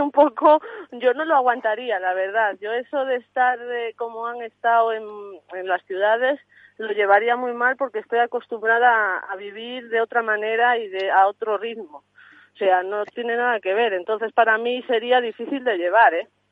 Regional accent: Santa Colomba de Sanabria, Castile and León, Spain; Yo soy de Santa Colomba de Sanabria, Zamora

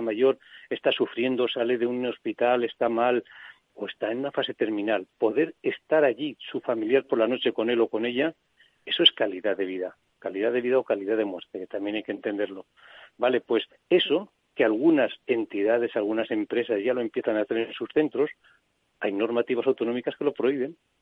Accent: Soria, Castile and León, Spain; yo que soy de Soria

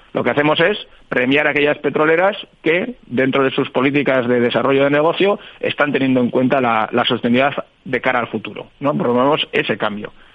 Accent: Bilbao, Basque Country, Spain; somos un poco de Bilbao

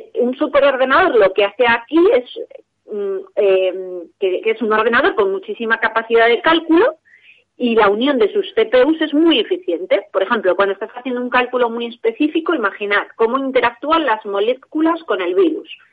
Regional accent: Spain; como españoles

